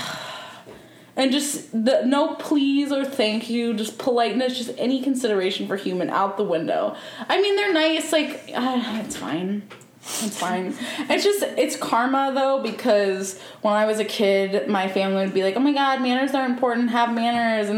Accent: United States; also born or lived in Midwest; now in West Coast, United States; I grew up in the South and in the Midwest

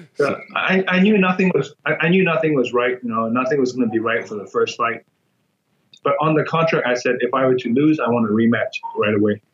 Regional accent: Myanmar; moved away; the world in Myanmar is very different. Um, I was born in like a village, you know, people live in huts.

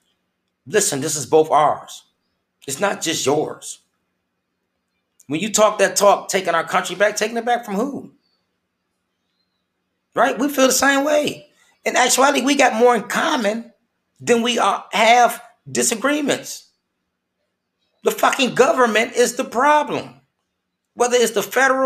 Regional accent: Flint, Michigan, United States; moved away; my home state of Flint, Michigan

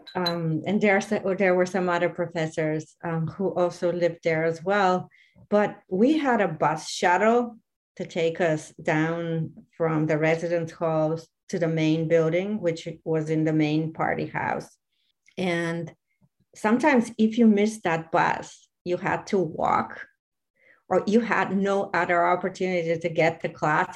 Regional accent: Varna, Varna Province, Bulgaria; I am originally from Varna

